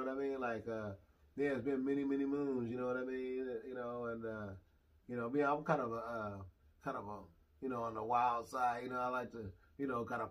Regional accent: Portland, Oregon, United States; Born and raised, 503, man, Portland, Oregon, Northeast

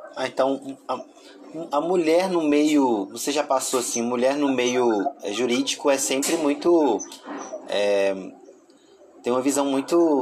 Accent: Tocantins, Brazil; sou do Tocantins

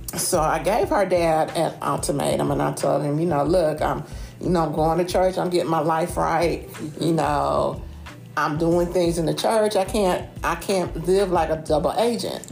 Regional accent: Carson, California, United States; moved away as an adult; also born or lived in Springfield, Ohio; now in Templeton, United States; I'm from Springfield, Ohio, um, transplanted to the Southern California city of Carson when I was about seven or eight years old. I grew up in um, the LA County

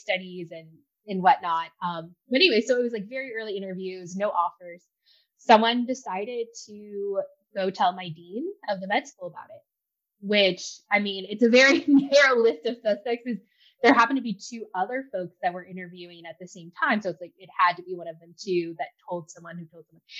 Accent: Ferguson, Missouri, United States; I grew up in Ferguson, like first gen, parents never went to college.

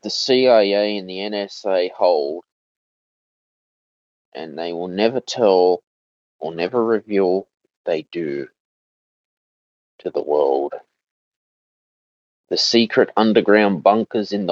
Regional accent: Australia; being an Australian citizen

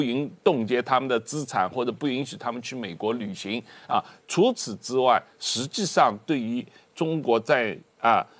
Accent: Taiwan; 让我们台湾人民一直不断地有一个担心的地方

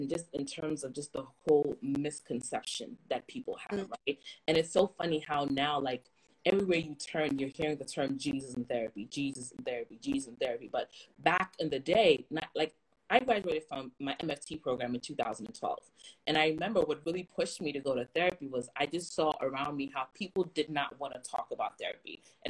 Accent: Ghana; It's okay, I'm Ghanaian, and once in a while, I think I'm speaking English, everybody's like, there's an accent

